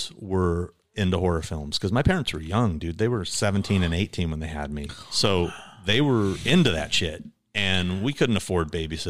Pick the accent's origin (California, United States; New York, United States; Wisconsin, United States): California, United States; Stanton; born or raised there; also born or lived in Anchorage, Alaska